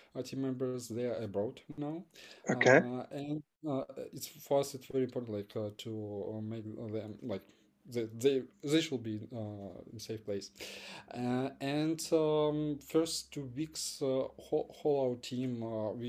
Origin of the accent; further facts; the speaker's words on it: Ukraine; we are from Ukraine